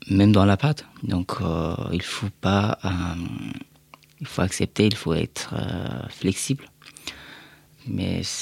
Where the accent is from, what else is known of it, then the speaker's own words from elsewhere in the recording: Afghanistan; now in France; Quand j'ai quitté l'Afghanistan, et bah, j'étais un réfugié.